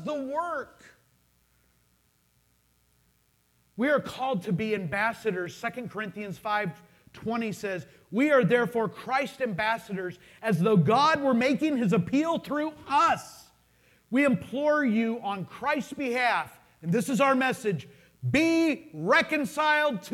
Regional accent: United States; I'm an American citizen.

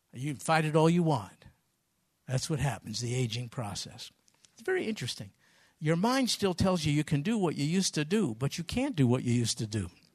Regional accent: New York, United States; moved away; I'm from New York.

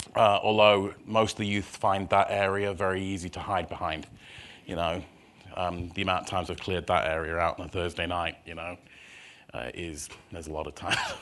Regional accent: Scunthorpe, Yorkshire and the Humber, United Kingdom; moved away as an adult; now in Minnesota, United States; I was born in a town in the north of England, which most people haven't heard of, which is a place called, uh, Scunthorpe.

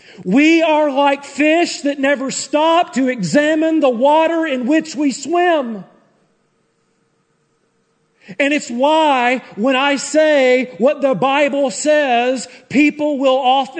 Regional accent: Tennessee, United States; I'm from Tennessee

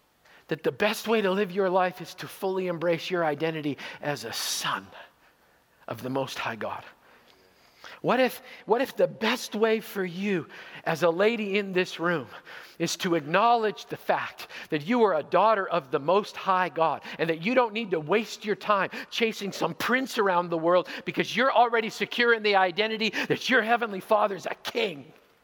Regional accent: Zweibrücken, Rhineland-Palatinate, Germany; born there; I was born in Zweibrücken, West Germany. My father was a member of Her Royal Majesty's Royal Canadian Air Force. So I was born in Germany on a Canadian military base.

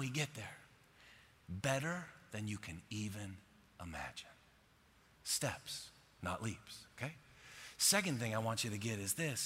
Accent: Buffalo, New York, United States; moved away as an adult; now in Texas, United States; I'm from Buffalo

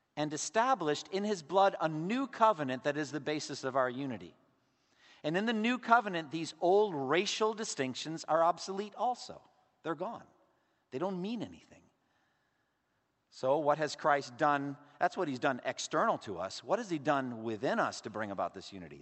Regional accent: Massachusetts, United States; growing up as an Irish Catholic in Massachusetts

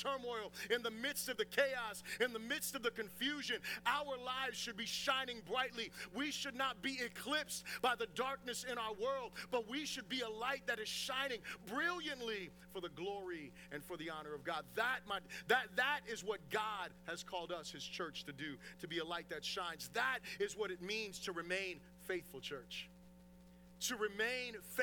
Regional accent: United States; as an American Christian

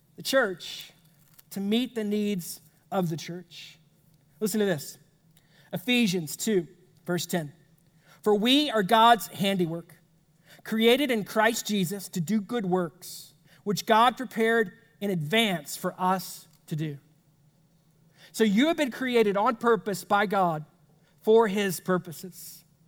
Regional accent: United States; as an American

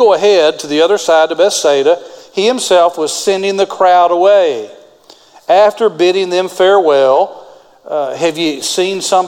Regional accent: West Texas, United States; I grew up in West Texas.

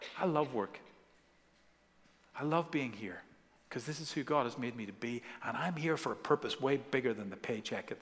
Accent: Ireland; growing up in Ireland

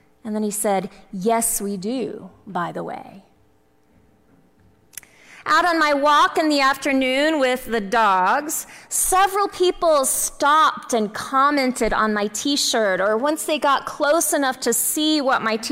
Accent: Texas, United States; I'm from Texas

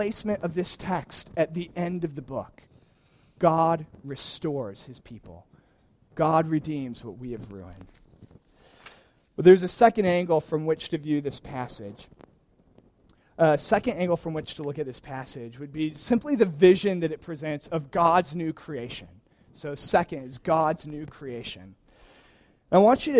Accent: Wisconsin, United States; moved away; I grew up in Wisconsin, which has miserable weather this time of year

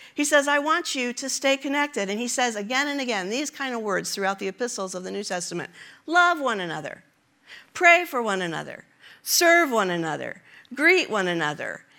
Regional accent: Kansas City, United States; We are from Kansas City

